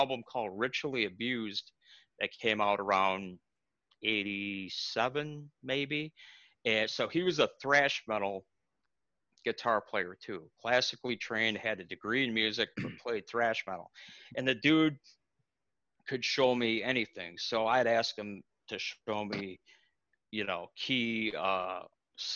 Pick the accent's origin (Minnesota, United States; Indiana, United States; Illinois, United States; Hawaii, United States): Illinois, United States; Libertyville; Libertyville, Illinois, actually is my hometown. I was born there.